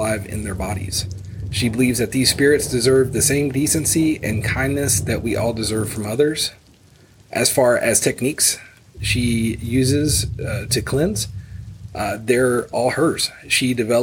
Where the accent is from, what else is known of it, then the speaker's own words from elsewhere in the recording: Houston, Texas, United States; Houston, Texas, my hometown